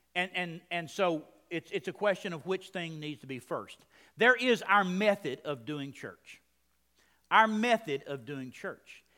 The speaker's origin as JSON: {"language": "English", "region": "Texas", "country": "United States", "also_born_or_lived": "Maryland", "moved": "as an adult", "said": "a foreigner in Maryland. I'm from Texas"}